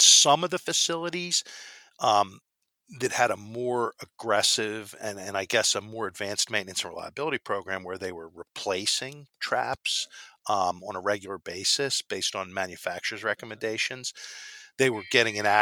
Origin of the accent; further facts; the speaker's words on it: Philadelphia, Pennsylvania, United States; I'm from Philly. That's why I say water, I'm not from New York